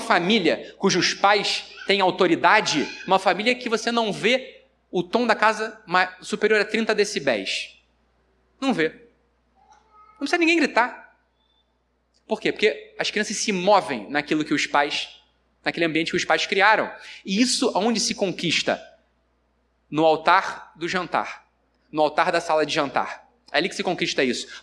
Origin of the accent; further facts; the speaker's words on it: Rio de Janeiro, Brazil; Eu sou carioca